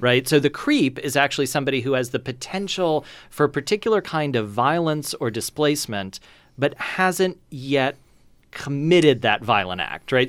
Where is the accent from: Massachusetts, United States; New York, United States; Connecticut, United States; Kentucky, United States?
Kentucky, United States; I grew up in Kentucky